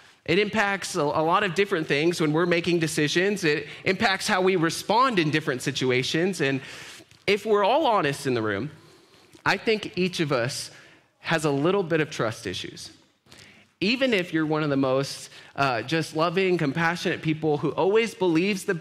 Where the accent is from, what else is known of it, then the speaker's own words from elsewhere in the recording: Grand Island, Nebraska, United States; I was born in Grand Island, raised there.